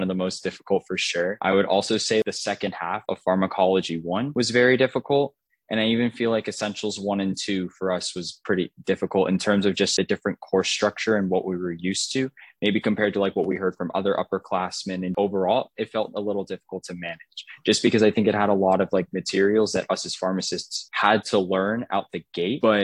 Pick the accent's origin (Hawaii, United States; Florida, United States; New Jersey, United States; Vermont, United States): Florida, United States; Orlando; now in Athens, United States; I'm from Orlando, Florida